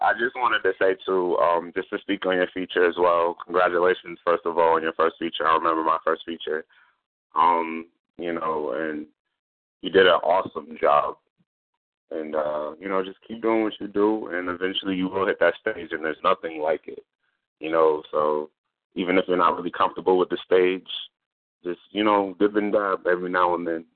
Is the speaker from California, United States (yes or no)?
no; Norfolk, Virginia, United States; I am from Virginia. I am from Norfolk, Virginia.